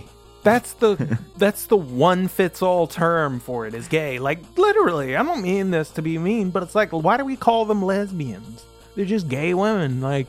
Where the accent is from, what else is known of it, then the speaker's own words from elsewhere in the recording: the South, United States; I'm from the South where people think being gay is a choice.